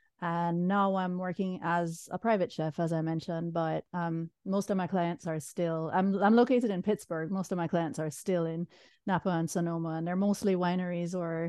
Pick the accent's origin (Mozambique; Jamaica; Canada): Jamaica; moved away as an adult; now in United States; I'm originally from Jamaica. I came to the States at 18. For college. I was on the East Coast for a while